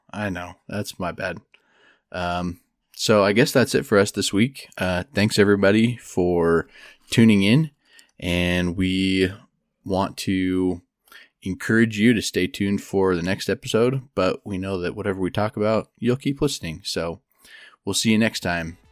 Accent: Idaho, United States; moved away as an adult; also born or lived in Provo, Utah; now in Denver, United States; I grew up in Idaho

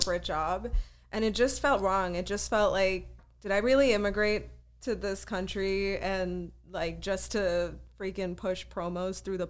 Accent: Mumbai, Maharashtra, India; moved away as an adult; also born or lived in Boston; now in Los Angeles, United States; born and raised in Mumbai, India

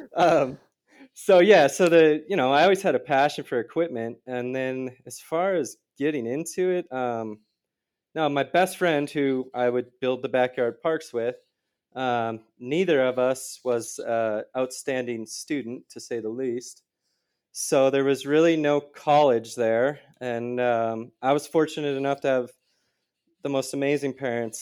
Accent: just outside of Minneapolis, Minnesota, United States; moved away; I grew up in Minis-, Minnesota, just outside of Minneapolis.

